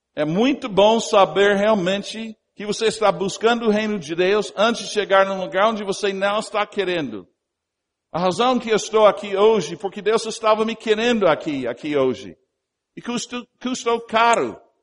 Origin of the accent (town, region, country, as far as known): United States; Portuguese is a second language; also born or lived in Brazil